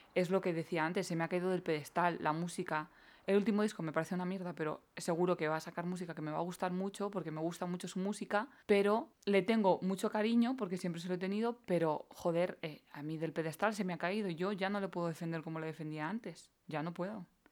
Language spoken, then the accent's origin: Spanish; Valera de Abajo, Castilla-La Mancha, Spain; En mi pueblo, en Valera de Abajo